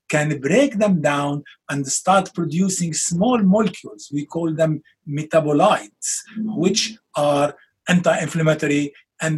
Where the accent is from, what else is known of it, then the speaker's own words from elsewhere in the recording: Lebanon; moved away; come from Lebanon, like similar to Italy, where we have a lot of olive trees and olive oil